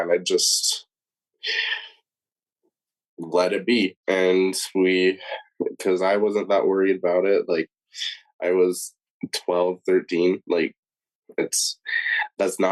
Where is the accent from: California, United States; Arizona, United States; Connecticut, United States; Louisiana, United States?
Arizona, United States; Tucson; moved away as an adult; also born or lived in Wichita, Kansas; now in Logan, United States; I was born and raised in Tucson, Arizona